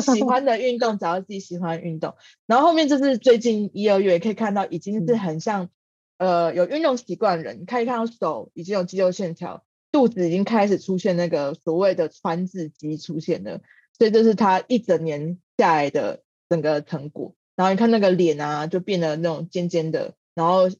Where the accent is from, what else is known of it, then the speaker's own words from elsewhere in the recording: Taiwan; 我们台湾人原本传统的家庭里面比较少有的元素